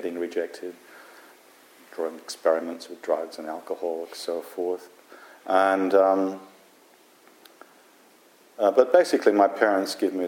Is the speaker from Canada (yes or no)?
no; Wollongong, New South Wales, Australia; this little town where I grew up in Australia called Wollongong, which is near Sydney